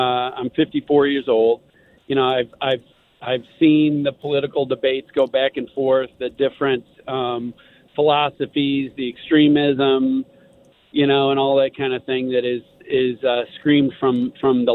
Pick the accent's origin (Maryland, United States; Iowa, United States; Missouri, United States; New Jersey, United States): Missouri, United States; Columbia; I grew up in Columbia, Missouri